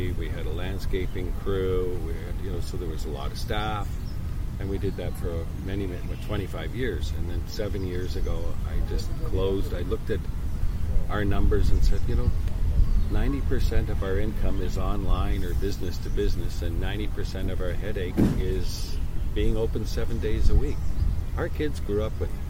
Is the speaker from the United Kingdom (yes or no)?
no; Canada; I was born in Canada, and my ancestors go back more than 400 years here in Quebec